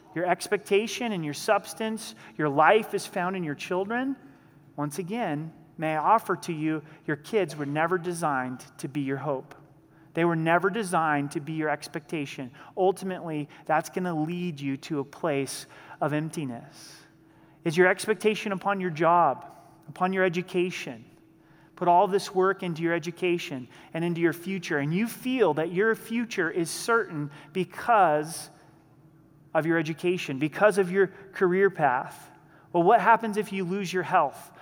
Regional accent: the Northwest, Pacific Northwest, United States; now in Colorado Springs, United States; I grew up in the Northwest, and being in the Northwest, I rooted for the Seattle Seahawks.

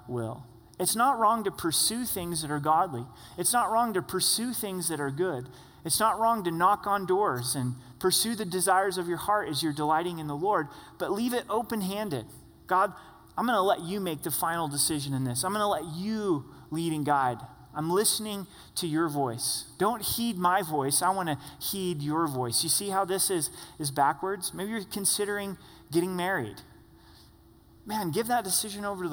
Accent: southern Oregon, United States; I grew up in a small town in southern Oregon

